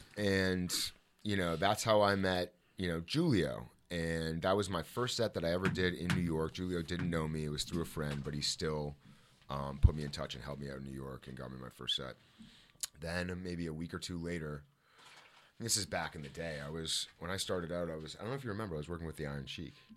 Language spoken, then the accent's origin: English; Toronto, Ontario, Canada; moved away as an adult; when I was a child or growing up in Toronto.